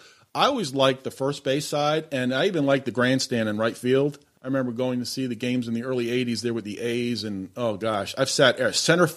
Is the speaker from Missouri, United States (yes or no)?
no; Boston, Massachusetts, United States; moved away as an adult; I grew up in the Boston area.